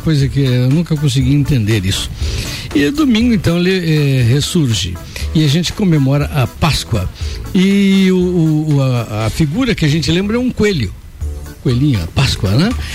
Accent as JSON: {"language": "Portuguese", "town": "Santo Ângelo", "region": "Rio Grande do Sul", "country": "Brazil", "tie": "born or raised there", "moved": "yes", "said": "minha terra, Santo Ângelo"}